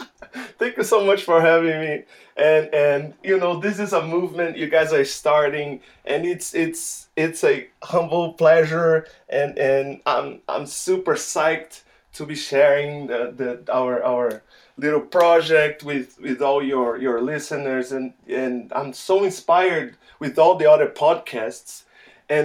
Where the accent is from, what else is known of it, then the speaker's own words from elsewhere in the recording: Salvador, Bahia, Brazil; moved away; I'm from Salvador in the northeast of Brazil, the first capital. It's reported to be the place with the most number of African descendants outside of Africa.